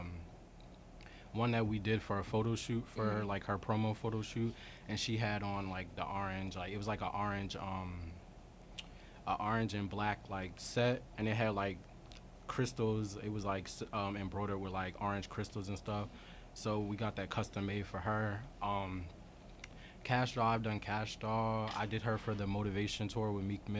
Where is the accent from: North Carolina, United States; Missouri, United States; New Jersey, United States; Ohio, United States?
New Jersey, United States; Winslow; also born or lived in Camden, New Jersey; I'm from Winslow. It's like down South Jersey. Mm-hmm. I was born in Camden